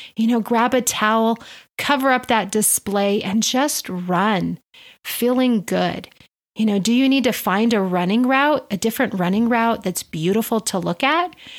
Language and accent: English; Albuquerque, New Mexico, United States; I do own a private personal training studio here in Albuquerque, my hometown